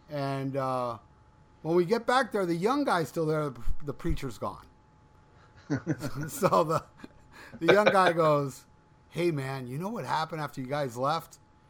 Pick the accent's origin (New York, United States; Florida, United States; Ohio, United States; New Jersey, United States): Florida, United States; I'm from Florida.